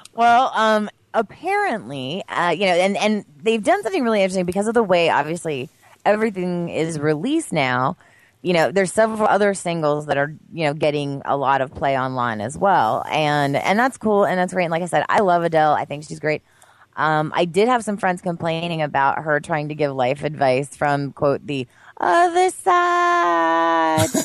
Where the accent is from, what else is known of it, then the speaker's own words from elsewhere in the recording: Pennsylvania, United States; moved away; in my home state of Pennsylvania, in the area in which I grew up, which I've told you is the boonies